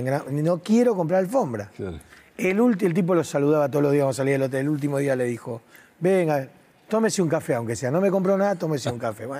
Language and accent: Spanish; Argentina; yo soy de Argentina, soy del fin del mundo